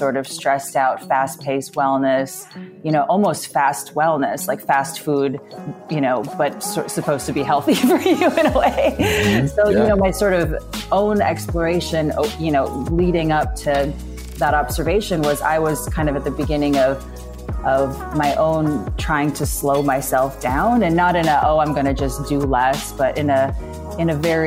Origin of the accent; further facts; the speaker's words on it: Midwest, United States; now in East Coast, United States; I grew up in the Midwest.